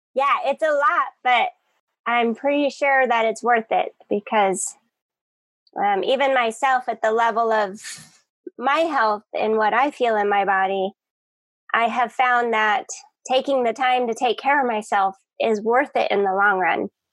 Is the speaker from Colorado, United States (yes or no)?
yes; Colorado, United States; now in Hawaii, United States; I'm from Colorado